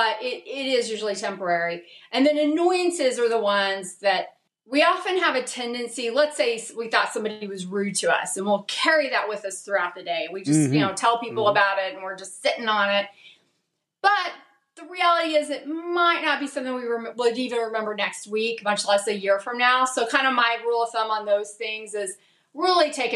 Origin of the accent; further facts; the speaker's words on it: Dallas, Texas, United States; I'm from Dallas